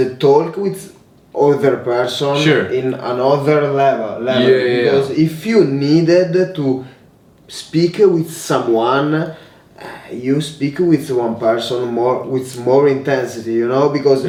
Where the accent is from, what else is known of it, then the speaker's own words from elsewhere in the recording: Italy; English is a second language; if I come from Italy